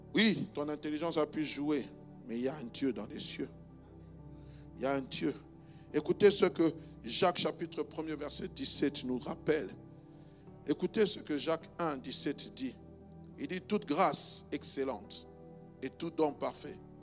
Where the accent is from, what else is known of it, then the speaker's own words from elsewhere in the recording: DR Congo; now in Belgium; je suis né en République démocratique du Congo